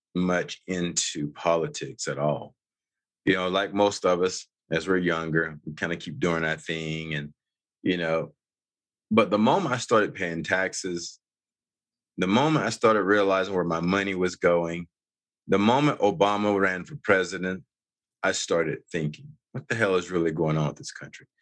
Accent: North Carolina, United States; moved away as an adult; now in Utah, United States; I grew up on the East Coast. I'm actually from originally North Carolina

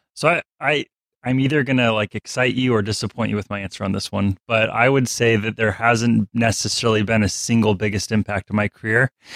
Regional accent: Alaska, United States; I'm from Alaska.

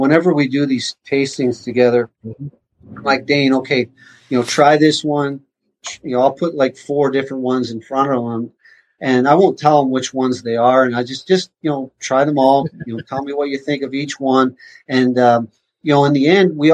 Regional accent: Carman, Manitoba, Canada; moved away; I grew up in Carmen, only an hour from Winnipeg

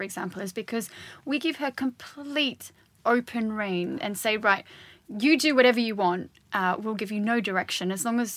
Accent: Australia; also born or lived in Hackney, London; now in London, United Kingdom; I'm very proud of being Australian

